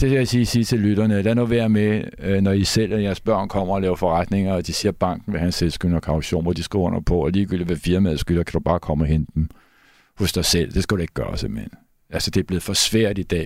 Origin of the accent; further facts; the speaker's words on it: Copenhagen, Capital Region of Denmark, Denmark; jeg er opvokset på Christianshavn